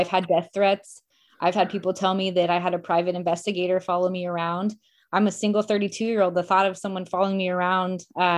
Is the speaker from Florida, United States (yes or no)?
no; Springfield, Missouri, United States; I take pride in being from Springfield.